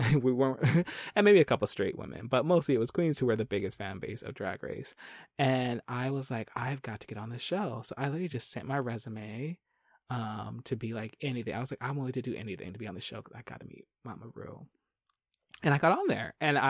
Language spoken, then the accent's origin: English; Philadelphia, Pennsylvania, United States; I grew up in Philly, so not too far from New York